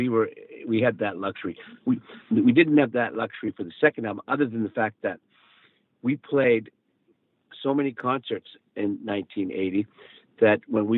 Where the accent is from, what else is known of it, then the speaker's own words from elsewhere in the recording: Calgary, Alberta, Canada; we came to Vancouver from Calgary to record and actually to get together with Bruce Allen, our manager